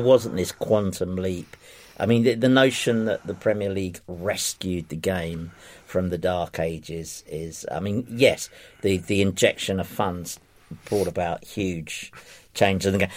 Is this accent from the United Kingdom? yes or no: yes; London, United Kingdom; I grew up in in Ifield Road